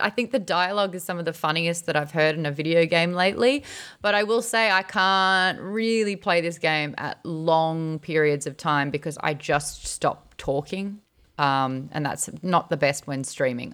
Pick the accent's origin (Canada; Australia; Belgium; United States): Australia; I, as an Australian